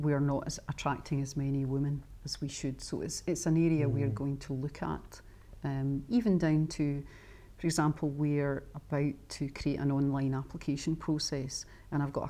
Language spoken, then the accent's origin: English; Scotland, United Kingdom; as a Scot